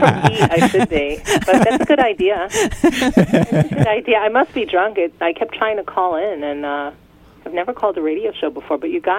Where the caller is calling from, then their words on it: California, United States; Hi, I'm calling from California.